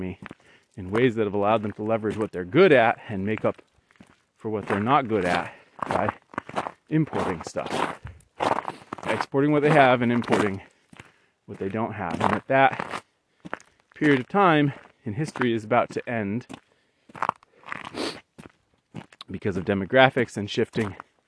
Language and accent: English; Western New England, United States; moved away; we decided to move back to where we grew up in Western New England